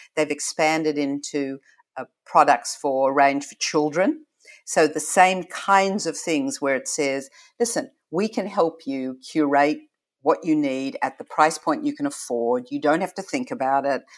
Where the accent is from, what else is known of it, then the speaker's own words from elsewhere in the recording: Australia; moved away as an adult; now in United States; when I grew up in Australia, and, you know, to be truly honest, I arrived here forty years ago, this last month